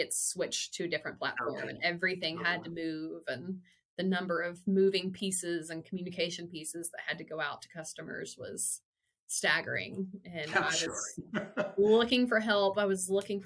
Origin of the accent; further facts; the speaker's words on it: Weiner, Arkansas, United States; now in Fayetteville, United States; born and bred in Wiener, Arkansas